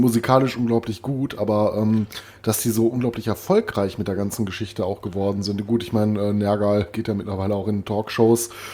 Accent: Recklinghausen, North Rhine-Westphalia, Germany; moved away; meine alte Heimat Recklinghausen

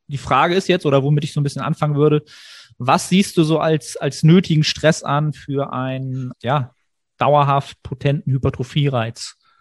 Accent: Germany

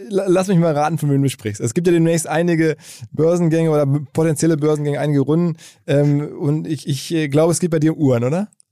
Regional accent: Essen, North Rhine-Westphalia, Germany; ich als Essener

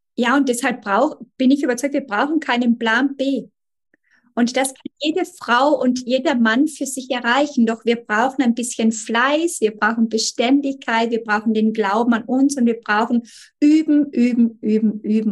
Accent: Italy; bei uns in Italien

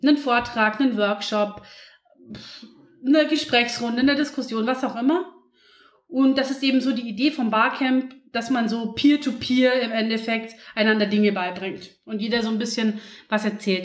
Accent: Passau, Bavaria, Germany; Ich bin ja in Passau aufgewachsen

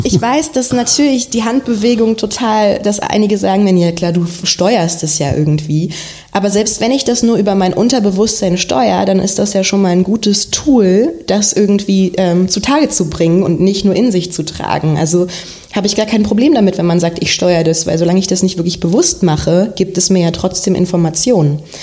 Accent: Berlin, Germany; geboren in Berlin auch und dann bis zum 16. Lebensjahr in Wilmersdorf gelebt

